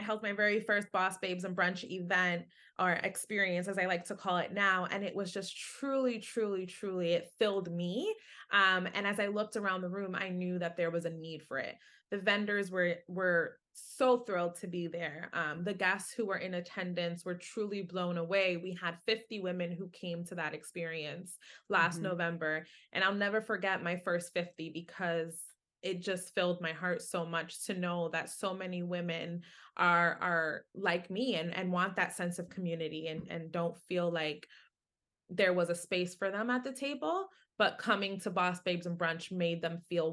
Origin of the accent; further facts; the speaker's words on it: New York City, New York, United States; I was born and raised in Hell's Kitchen, lived just 10 blocks from Times Square.